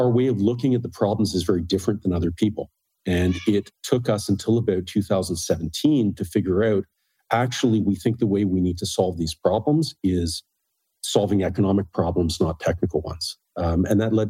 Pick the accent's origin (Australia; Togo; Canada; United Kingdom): Canada; moved away as an adult; also born or lived in Berkeley, United States / Beijing, China; I'm Canadian